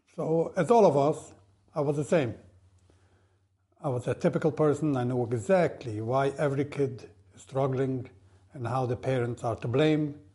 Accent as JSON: {"language": "English", "town": "Monsey", "region": "New York", "country": "United States", "tie": "born or raised there", "said": "I grew up in Vishnitz, in Mansi. I was born, raised over there"}